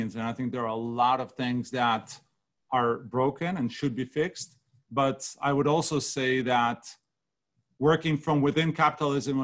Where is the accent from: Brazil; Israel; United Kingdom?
Israel; moved away as an adult; now in United States; I grew up in Israel